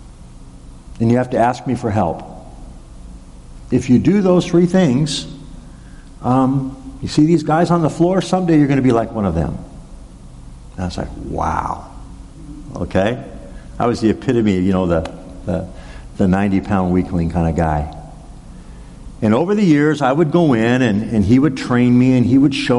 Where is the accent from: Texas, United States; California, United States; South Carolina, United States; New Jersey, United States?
California, United States; Arcadia; the town of Arcadia, where I grew up in Southern California